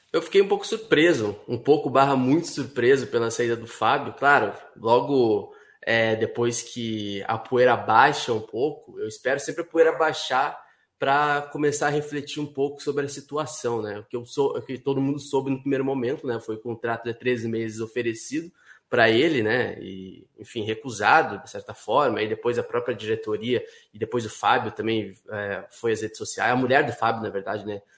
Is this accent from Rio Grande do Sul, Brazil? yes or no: yes; Rio Grande do Sul, Brazil; now in Rio de Janeiro, Brazil; eu sou gaúcho, mas eu moro aqui no, no Rio de Janeiro